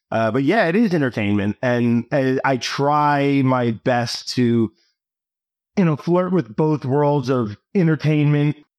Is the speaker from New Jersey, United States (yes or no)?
yes; New Jersey, United States; I grew up in New Jersey